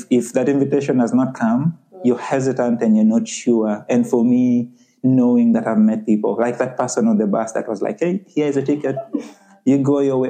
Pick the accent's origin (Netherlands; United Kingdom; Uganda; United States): Uganda; moved away as an adult; also born or lived in Halifax, Canada; now in Canada; I'm originally from Uganda, and I came to Canada as a student, you know, about seven years ago